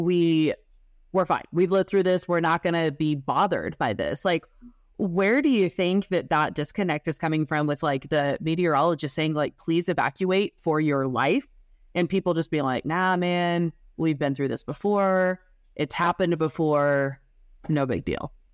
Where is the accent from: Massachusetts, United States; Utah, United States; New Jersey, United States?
Utah, United States; growing up in Utah